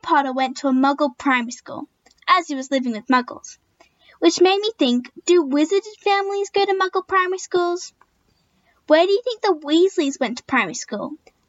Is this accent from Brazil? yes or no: no; Australia; I'm a Slytherin from Australia.